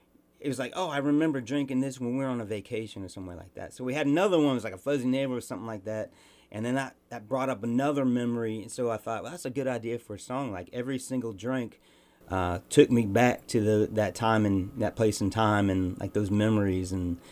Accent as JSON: {"language": "English", "town": "St. Joseph", "region": "Missouri", "country": "United States", "tie": "born or raised there", "also_born_or_lived": "Virginia", "moved": "yes", "lives_now": "Glen Rose, Texas, United States", "said": "I'm a week away from being a true son. My brother was a true Missouri son. I was born in Virginia, and we moved there the week after I was born. But other than that, yeah, I grew up in St. Joe."}